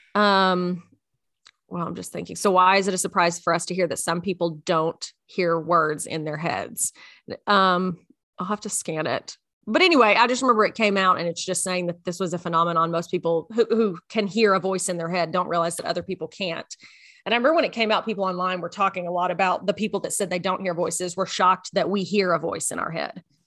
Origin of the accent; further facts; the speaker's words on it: Memphis, Middle Tennessee, United States; I'm a bad Tennessean because I was born in Memphis.